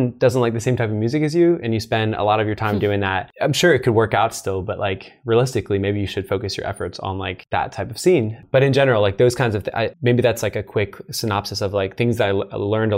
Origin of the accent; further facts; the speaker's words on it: East Coast, United States; moved away; I'm from the East Coast